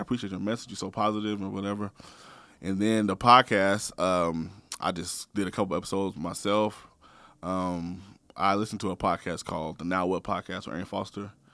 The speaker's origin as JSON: {"language": "English", "town": "Portland", "region": "Oregon", "country": "United States", "tie": "born or raised there", "said": "I'm from Northeast Portland. born and raised"}